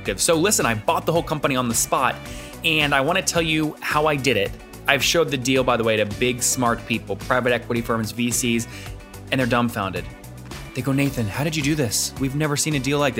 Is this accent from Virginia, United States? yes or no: yes; Loudoun County, Virginia, United States; I grew up in Loudoun County